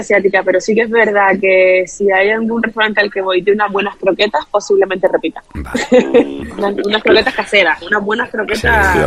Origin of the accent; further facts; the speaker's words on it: Canary Islands, Spain; como buena canaria